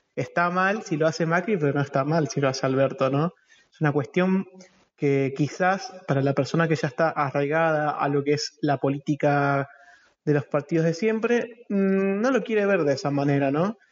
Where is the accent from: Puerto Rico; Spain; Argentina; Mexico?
Argentina; como argentinos